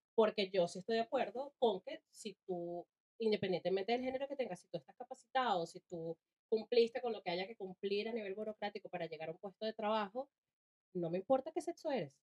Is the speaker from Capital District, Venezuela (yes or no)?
yes; Caracas, Capital District, Venezuela; moved away; also born or lived in Cagua, Venezuela / Chile; Yo nací en Caracas también, eh, viví la mayor parte de mi niñez ahí